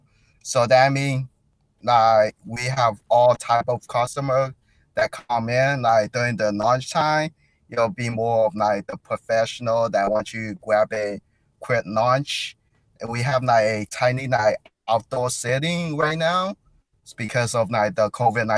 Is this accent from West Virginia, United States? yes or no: no; Chicago, Illinois, United States; I grew up in Chicago